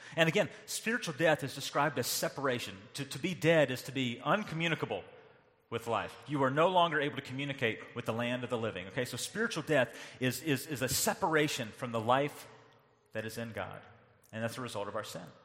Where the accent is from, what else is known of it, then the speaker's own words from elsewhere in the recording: North Carolina, United States; moved away; growing up in North Carolina